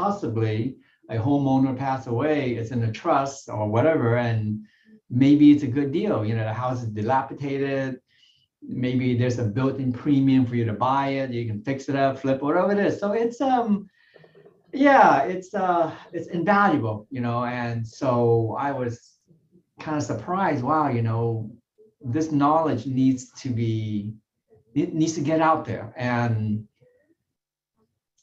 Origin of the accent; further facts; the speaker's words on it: California, United States; Yeah, I grew up in Southern California. I came to the U.S. when I was about, 12 or 13 years old.